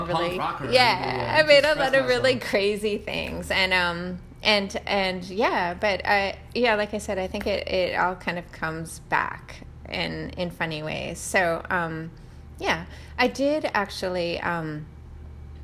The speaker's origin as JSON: {"language": "English", "town": "Wellesley", "region": "Massachusetts", "country": "United States", "tie": "born or raised there", "also_born_or_lived": "Rockaway, New York", "said": "I grew up in Massachusetts"}